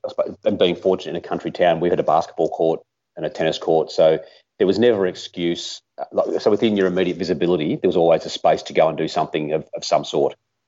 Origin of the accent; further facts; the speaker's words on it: Mooroopna, Victoria, Australia; I grew up in a small country town called Maroopna, which is a few hours north of Melbourne.